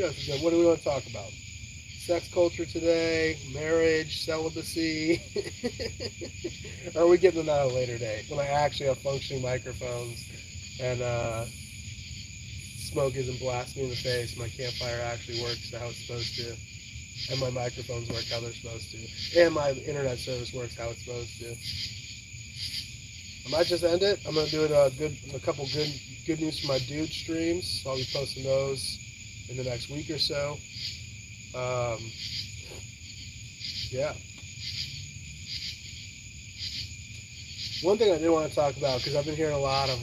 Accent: California, United States; moved away; I'm from California

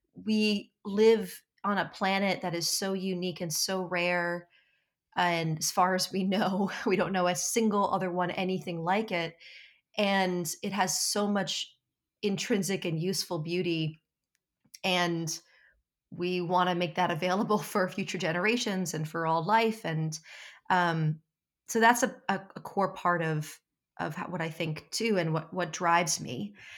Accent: New Jersey, United States; I'm from South Jersey

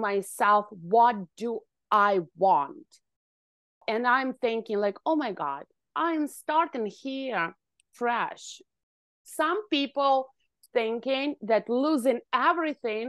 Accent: Ukraine; moved away as an adult; now in Canada; I was born in Ukraine and I finished university

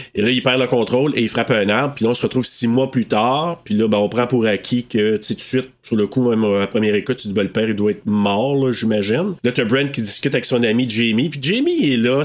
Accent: Maniwaki, Quebec, Canada; je viens de Maniwaki

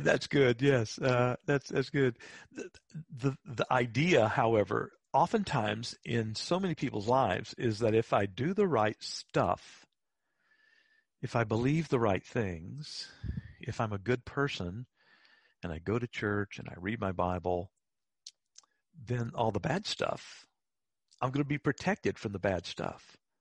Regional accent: Apopka, Florida, United States; Now, you and I grew up in Central Florida, okay. outside of Orlando, in a little town called Apopka.

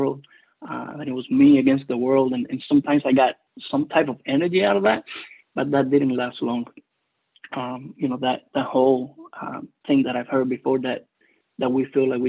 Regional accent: Cuba; first language Spanish; English is a second language; moved away; English is my second language. I am originally from Cuba, so Spanish is my first language

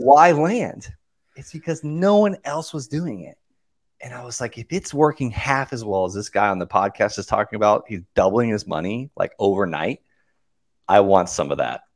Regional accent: Okeechobee, Florida, United States; I, I grew up in Okeechobee, Florida. Very small cattle town

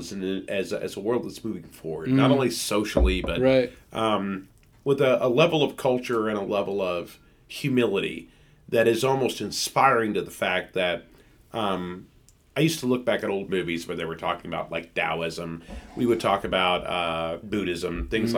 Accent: United States; I was proud to say I was from the United States.

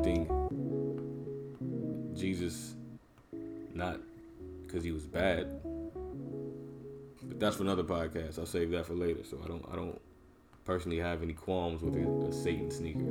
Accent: Minneapolis, Minnesota, United States; I'm from Middle America, Minneapolis, Minnesota, right up the street from Chicago

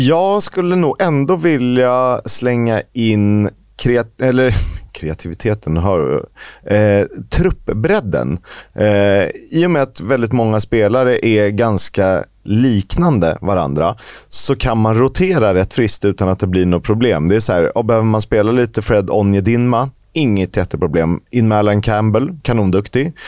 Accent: Sweden; also born or lived in Estonia; i och med att jag är svensk, så, uh, eller jag är est, men jag är också svensk. Uh, jag är inte estnisk medborgare

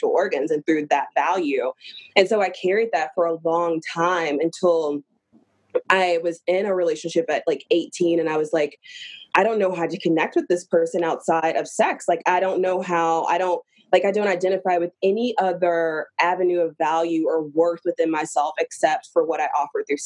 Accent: the South, United States; I'm from the South and that's what we

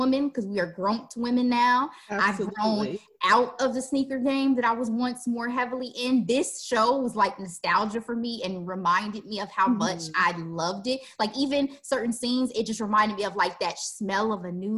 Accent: Midwest, United States; as we say in the Midwest.

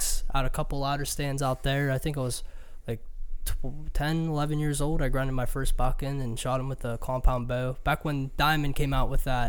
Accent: Pittsburgh, Pennsylvania, United States; We're from Pittsburgh, Pennsylvania, about 2 hours south of Edinburgh, where I go to school

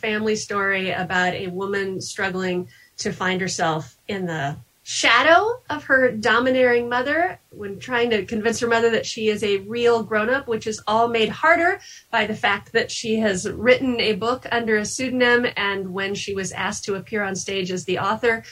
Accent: Kansas, United States; now in New Hampshire, United States; I live in New Hampshire now, even though I grew up in Kansas.

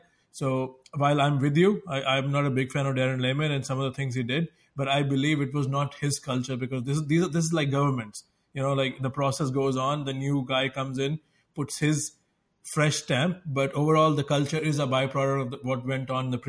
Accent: India; when I was a little boy growing up in India

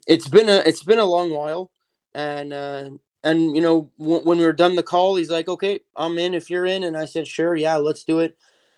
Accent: Montreal, Quebec, Canada; So I grew up in Montreal. I actually still live here in Montreal, Canada

